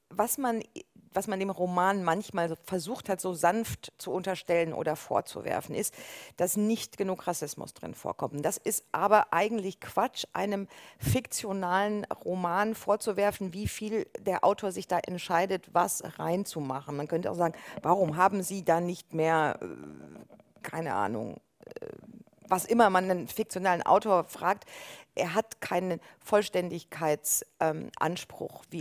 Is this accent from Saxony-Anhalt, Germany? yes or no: yes; Halle, Saxony-Anhalt, Germany; born there; Ich bin in Halle an der Saale geboren, dann kriege ich natürlich Ostfragen gestellt, aber normalerweise nicht.